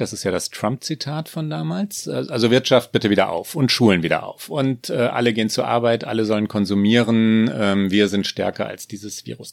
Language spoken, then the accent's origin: German; Germany; uns Deutschen